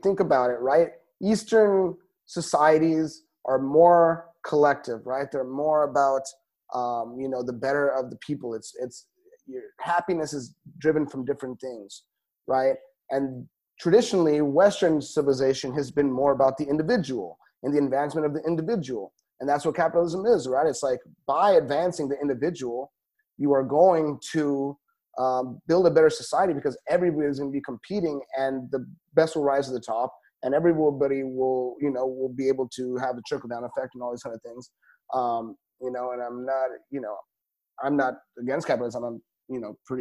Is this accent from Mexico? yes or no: yes; Mexico; now in Tel Aviv, Israel; As a Mexican